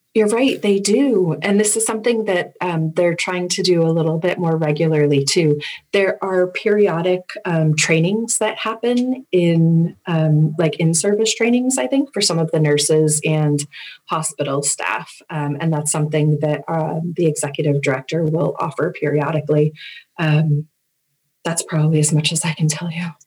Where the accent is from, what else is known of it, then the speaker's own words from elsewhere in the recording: Agawam, Massachusetts, United States; also born or lived in West Springfield, Massachusetts; I grew up in Agawam, Massachusetts, and I'm very close to there now in West Springfield